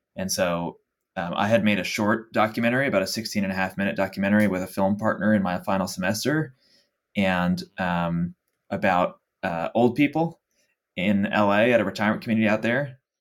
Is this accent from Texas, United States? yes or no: yes; Dallas, Texas, United States; moved away as an adult; also born or lived in Los Angeles; I'm from Dallas, Texas originally, born and raised